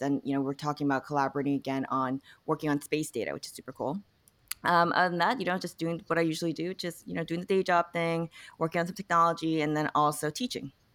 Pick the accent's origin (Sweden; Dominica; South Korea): South Korea; now in United States; I was born in Korea, I came to America, eventually became a citizen partly 'cause I was applying to grad school